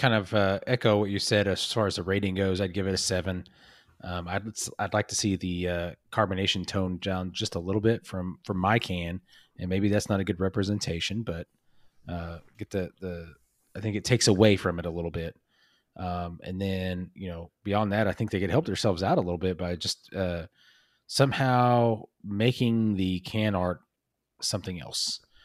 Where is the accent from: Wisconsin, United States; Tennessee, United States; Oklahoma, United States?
Oklahoma, United States; where we grew up in Oklahoma